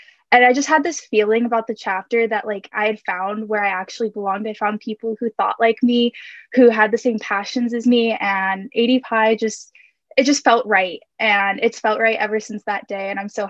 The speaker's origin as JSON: {"language": "English", "town": "Orange", "region": "California", "country": "United States", "said": "I am from Orange, California."}